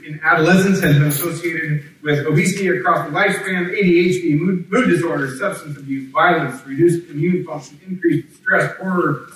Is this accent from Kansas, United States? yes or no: yes; Kansas, United States; moved away; I grew up in Kansas